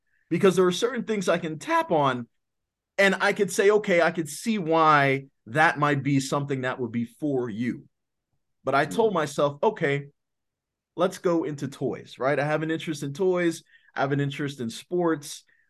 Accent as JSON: {"language": "English", "town": "Washington", "region": "District of Columbia", "country": "United States", "tie": "born or raised there", "said": "yeah, I was born and raised in Southeast DC, there is a stigma to that."}